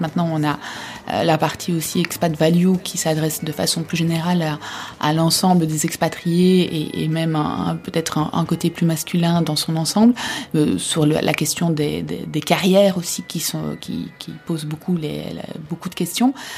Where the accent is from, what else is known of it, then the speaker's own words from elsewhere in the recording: Belgium; also born or lived in Africa; now in Paris, France; je suis belge, épouse d'un Français.